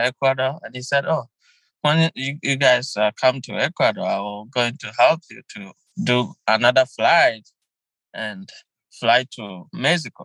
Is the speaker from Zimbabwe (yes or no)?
no; Ghana; moved away as an adult; now in United States; I'm originally from Ghana, west side of Africa.